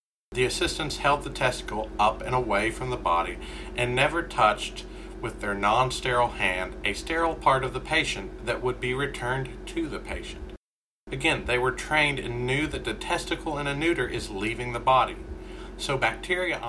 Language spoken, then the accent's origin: English; Kentucky, United States; I'm from Kentucky. We don't have a lot of millionaires in the state